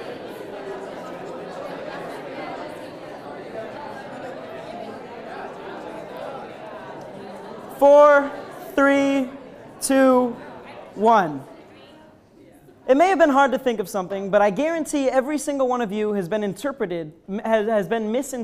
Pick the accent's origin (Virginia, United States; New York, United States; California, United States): New York, United States; upstate; I'm from upstate New York